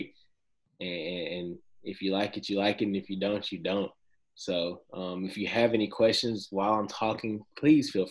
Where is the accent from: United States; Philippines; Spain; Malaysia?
United States; Nashville, Tennessee; So I'm from Nashville, born and raised. Been here my whole life.